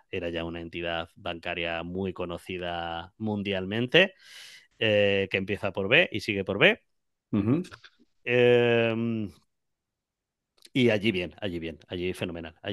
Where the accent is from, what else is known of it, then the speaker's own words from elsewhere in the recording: Jaén, Andalusia, Spain; now in Madrid, Spain; Yo vine a Madrid, eh, aunque no se me note por el acento, soy de Jaén